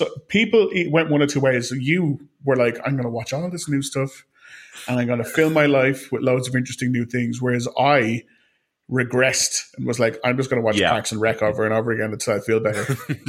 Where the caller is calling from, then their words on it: Ireland; as I am calling from Ireland